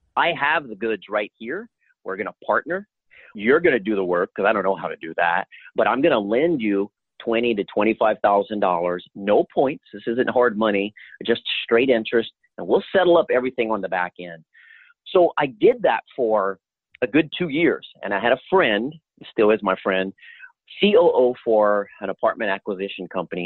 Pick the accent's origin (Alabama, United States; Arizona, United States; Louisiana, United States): Louisiana, United States; moved away; I'm originally from Louisiana